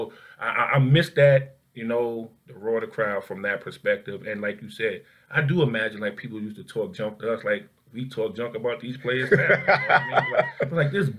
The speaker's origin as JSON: {"language": "English", "country": "United States", "said": "not to mention we come from Newark in the Bronx."}